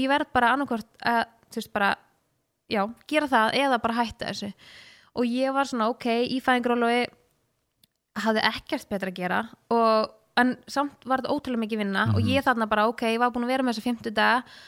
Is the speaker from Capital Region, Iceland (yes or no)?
yes; Laugardalur, Capital Region, Iceland; moved away as an adult; also born or lived in Breiðholt; now in Kópavogur, Iceland; ég bjó fyrst í Breitholtinu og var þar í þang til í Fymtabæk og flytt sín í Laugadalen